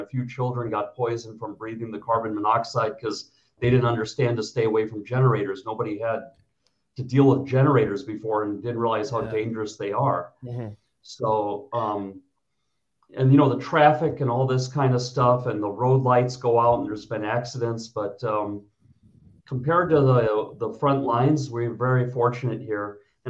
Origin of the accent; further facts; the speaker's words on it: Minnesota, United States; moved away as an adult; also born or lived in Kansas / Illinois / Chicago / New York; now in Lviv, Ukraine; I'm born in Minnesota, and I grew up in America.